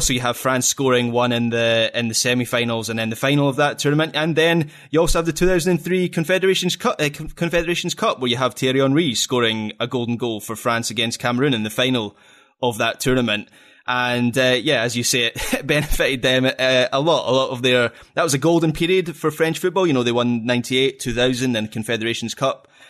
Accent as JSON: {"language": "English", "region": "Scotland", "country": "United Kingdom", "said": "I'm Scottish"}